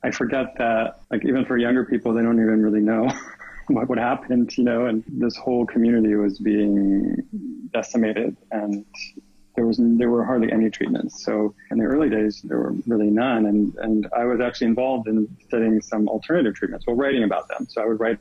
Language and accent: English; East Coast, United States; moved away as an adult; also born or lived in New York / Connecticut; now in California, United States; I grew up actually in New York and Connecticut, kind of the East Coast. And then I moved to California right after university.